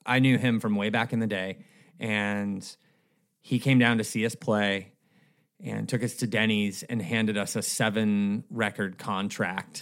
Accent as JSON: {"language": "English", "town": "Escondido", "region": "California", "country": "United States", "tie": "born or raised there", "also_born_or_lived": "Minnesota / Bay Area / Huntington Beach", "said": "I was born in Minnesota, but grew up in Southern California"}